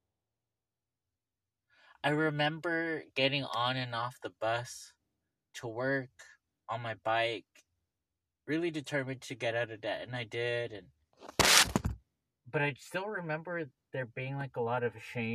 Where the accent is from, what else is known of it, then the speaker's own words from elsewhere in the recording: Los Angeles, California, United States; I grew up in Venice.